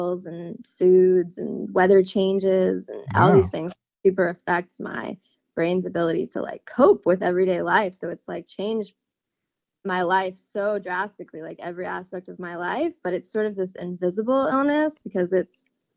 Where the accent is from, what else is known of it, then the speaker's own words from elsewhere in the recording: Louisville, Kentucky, United States; moved away as an adult; now in Stillwater, United States; I'm from Louisville, Kentucky. Right now I'm living in Stillwater